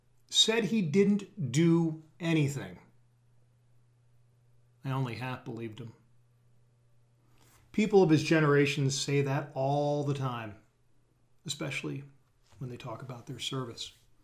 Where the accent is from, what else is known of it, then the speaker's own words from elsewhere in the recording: St. Petersburg, Florida, United States; I'd been invited back to my hometown of St. Petersburg, Florida in the spring of 2013 to give a speech